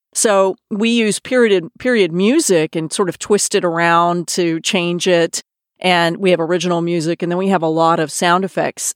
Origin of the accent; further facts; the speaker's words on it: Austin, Texas, United States; moved away as an adult; also born or lived in New York / San Francisco / Los Angeles / London; I grew up in Austin, Texas, where I am now